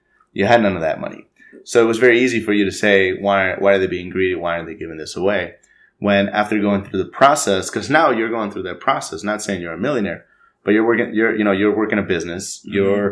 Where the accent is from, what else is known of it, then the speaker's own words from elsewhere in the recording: Mexico; now in United States; we're both from Mexico.